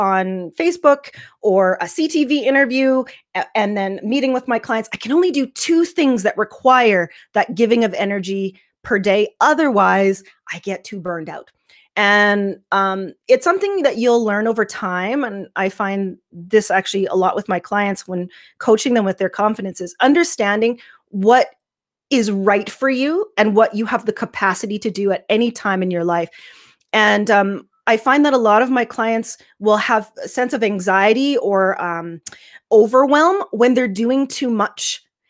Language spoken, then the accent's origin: English; Yorkton, Saskatchewan, Canada; also born or lived in Baltimore, Maryland, United States; I was born in Baltimore, Maryland, which is on the East Coast. And we moved to Canada when I was about 2 in the early 80s. And we moved to a small town called Yorkton, Saskatchewan.